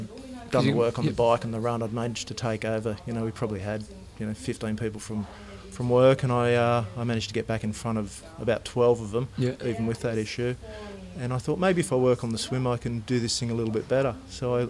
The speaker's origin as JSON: {"language": "English", "town": "Sydney", "region": "New South Wales", "country": "Australia", "said": "I'm from Mona Vale, which is a suburb north of Sydney in New South Wales, Australia."}